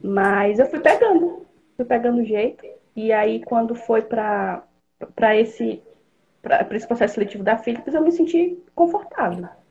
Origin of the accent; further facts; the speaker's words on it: Pará, Brazil; moved away as an adult; now in Blumenau, Brazil; Eu sou do Pará, sou natural do Pará, mas moro aqui em Blumenau, Santa Catarina, há quase oito anos